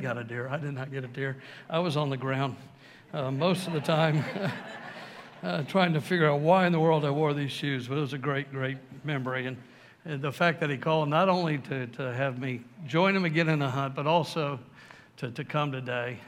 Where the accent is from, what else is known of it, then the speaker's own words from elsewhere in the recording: San Antonio, Texas, United States; also born or lived in Waco, Texas; I grew up here in San Antonio, went to Waco